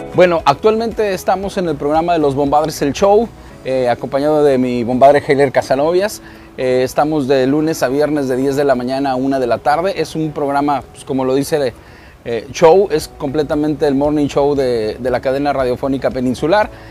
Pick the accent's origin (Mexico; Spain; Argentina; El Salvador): Mexico; Guadalajara, Jalisco; nací con esos, con esos orígenes, nací escuchando la banda en Guadalajara, Jalisco